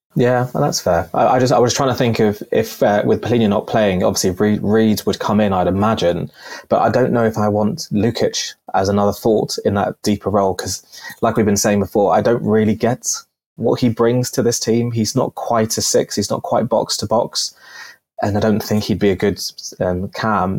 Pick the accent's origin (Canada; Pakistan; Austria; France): Pakistan; now in United Kingdom; I'm originally from Pakistan